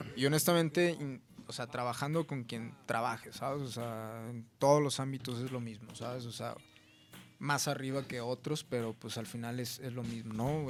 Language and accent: Spanish; Mexico; soy mexicano